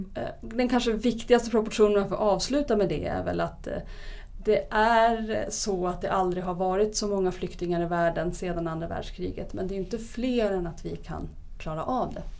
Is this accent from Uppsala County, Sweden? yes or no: yes; Uppsala, Uppsala County, Sweden; min hemstad Uppsala